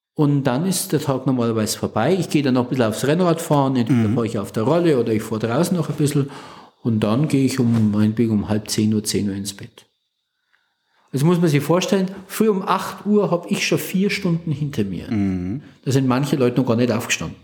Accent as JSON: {"language": "German", "area": "village northeast of Nuremberg, Franconia", "region": "Bavaria", "country": "Germany", "tie": "born or raised there", "moved": "yes", "lives_now": "Plankstetten, Germany", "said": "ich komme aus dem Nordosten Nürnbergs, also am Rand der fränkischen Schweiz das Nürnberger Becken endet und dann beginnt die Fränkische Schweiz. Das ist so mhm. dieses Übergangsgebiet. Und da gibt es in dem Dorf, in dem ich groß geworden bin"}